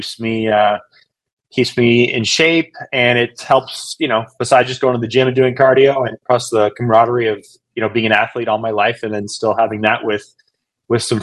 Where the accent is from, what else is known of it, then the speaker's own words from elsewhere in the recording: Canada; moved away as an adult; now in Fort Worth, United States; I'm originally from Canada